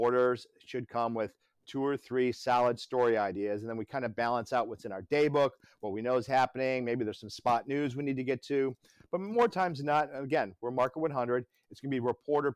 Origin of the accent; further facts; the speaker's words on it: Midwest, United States; also born or lived in Detroit / London / Miami / Atlanta; now in Myrtle Beach, United States; I come from the Midwest